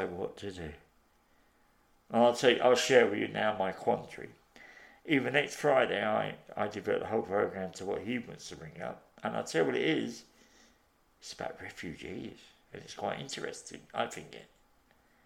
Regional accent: Liverpool, North West England, United Kingdom; I come from Liverpool.

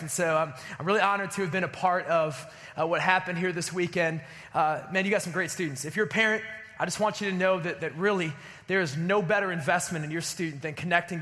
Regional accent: Chicago, Illinois, United States; I grew up outside of Chicago, and when I was growing up in Chicago, I was growing up, late 80s, early 90s

